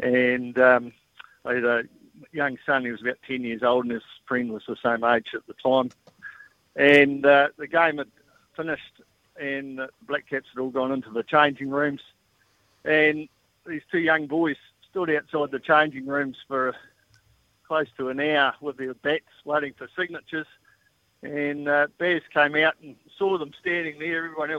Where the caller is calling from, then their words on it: Taihape, Manawatū-Whanganui, New Zealand; Oh, I'm in Taihape.